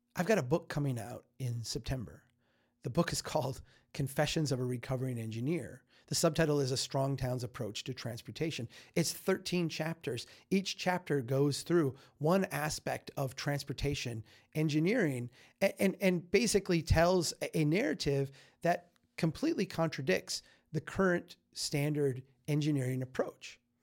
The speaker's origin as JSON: {"language": "English", "region": "Minnesota", "country": "United States", "said": "I'm a Minnesotan"}